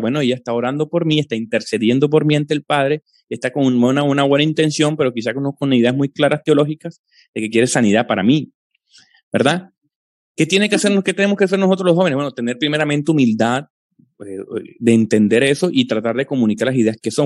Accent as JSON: {"language": "Spanish", "country": "Colombia", "tie": "born or raised there", "said": "crecí en una, en una familia con origen eh, pentecostal carismático trinitario, de esos asentamientos en Colombia eh, de hace 40, 50 años, eh, vengo de esa familia"}